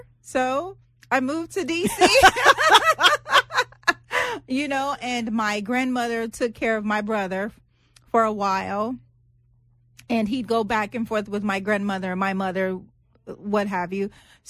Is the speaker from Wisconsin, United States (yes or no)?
no; Los Angeles, California, United States; So I was born and raised in Los Angeles, and at 14, I found myself homeless.